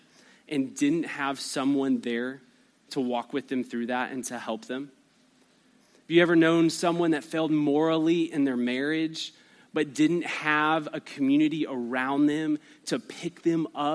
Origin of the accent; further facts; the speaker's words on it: Albuquerque, New Mexico, United States; I grew up in Albuquerque, New Mexico